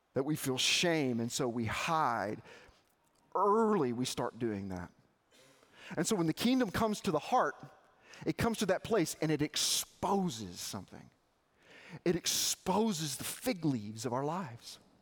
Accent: Arkansas, United States; I grew up in Arkansas.

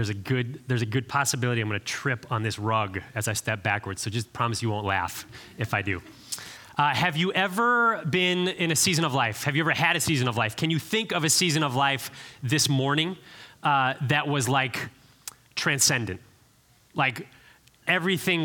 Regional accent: Cleveland, Ohio, United States; moved away as an adult; now in Nashville, United States; I grew up in Cleveland, Ohio

